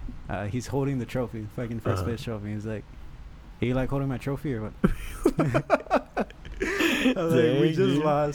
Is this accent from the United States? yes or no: yes; Alamo, Texas, United States; moved away; No, I grew up in Alamo. It was McAllen High School.